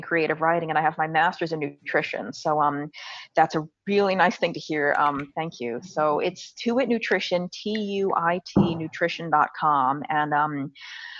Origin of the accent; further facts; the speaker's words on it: New York City, New York, United States; I'm born and raised in New York City